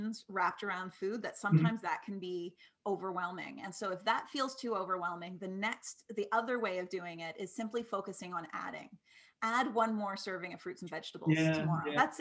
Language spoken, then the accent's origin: English; East Coast, Canada; moved away; I'm from the East Coast